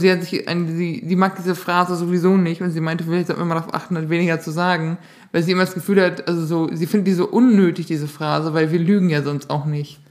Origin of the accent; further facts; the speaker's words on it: Northern Germany, Germany; accent: Low German-tinged (Wat, Dat, Ne); Ich dachte mir, ich spreche akzentfreies Hochdeutsch, aber ich habe viel so dieses Wat und Dat und Ne